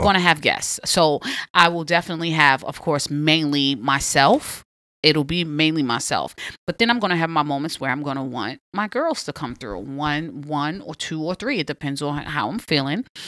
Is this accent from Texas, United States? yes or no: no; New York City, New York, United States; Born and raised Southside Jamaica, Queens all day